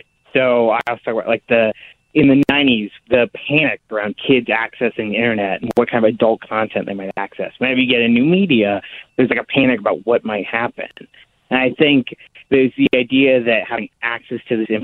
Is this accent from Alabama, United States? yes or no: yes; Alabama, United States; I grew up in the Deep South in Alabama